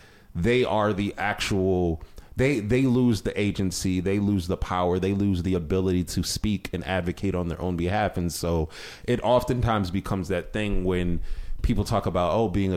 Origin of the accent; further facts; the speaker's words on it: Ohio, United States; moved away; I grew up in Ohio